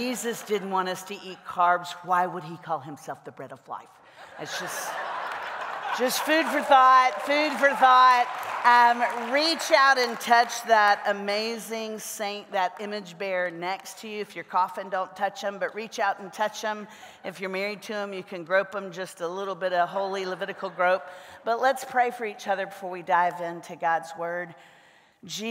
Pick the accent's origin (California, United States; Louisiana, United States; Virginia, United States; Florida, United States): Florida, United States; Central; now in Nashville, United States; I grew up in Central Florida.